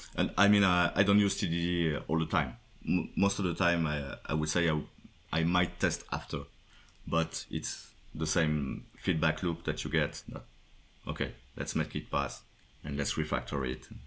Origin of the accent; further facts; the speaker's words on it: Paris, Île-de-France, France; from Paris, France